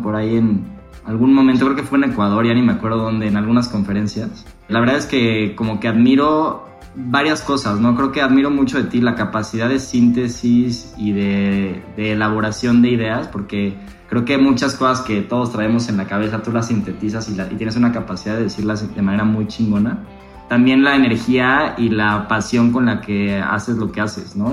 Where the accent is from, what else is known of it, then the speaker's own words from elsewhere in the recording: Mexico; como mexicanos